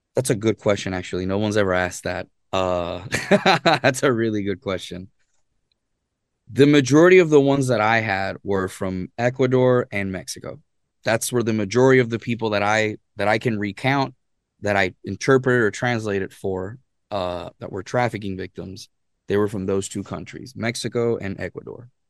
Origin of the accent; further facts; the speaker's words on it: Arecibo, Puerto Rico; moved away as an adult; I was born and raised in Puerto Rico, and actually in Arecibo, Puerto Rico is where I was raised.